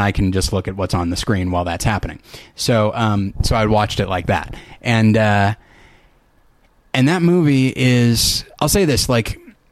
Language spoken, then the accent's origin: English; California, United States; I grew up in California